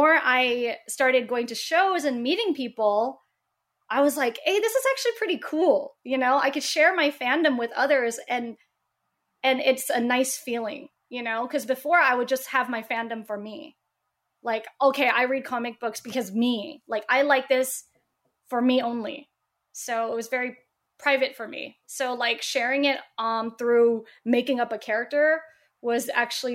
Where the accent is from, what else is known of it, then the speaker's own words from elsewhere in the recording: Oklahoma, United States; I'm from Oklahoma